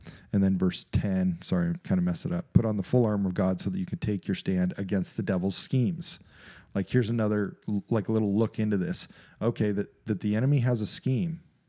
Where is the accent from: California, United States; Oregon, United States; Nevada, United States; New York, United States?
Nevada, United States; Las Vegas; because I grew up in Las Vegas and I'm like, here is the world.